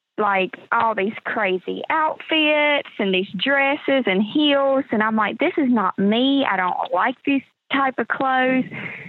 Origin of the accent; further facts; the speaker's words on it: North Carolina, United States; from North Carolina. I've lived here my whole life. Grew up on a farm with my grandparents and my mom.